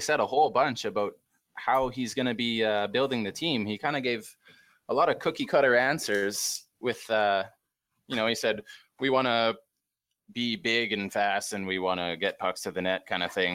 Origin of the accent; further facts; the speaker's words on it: Great Plains of Western Canada, Canada; I'm from the Great Plains of Western Canada.